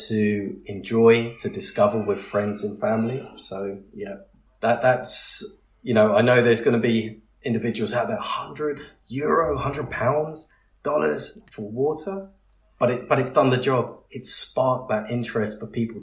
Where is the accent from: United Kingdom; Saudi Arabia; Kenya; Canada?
United Kingdom; being very British